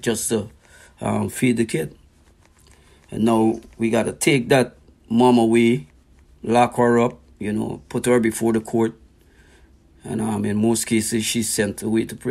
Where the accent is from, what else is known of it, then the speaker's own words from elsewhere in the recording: Georgetown, Guyana; also born or lived in Rosignol, Berbice, Guyana; now in Montreal, Canada; I'm from British Guiana, commonly known as Guyana, the land of many waters.